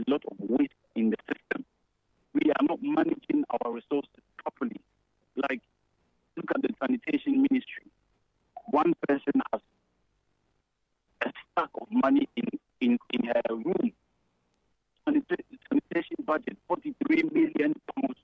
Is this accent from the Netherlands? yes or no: no; Ghana; now in United Kingdom; as Ghanaian citizens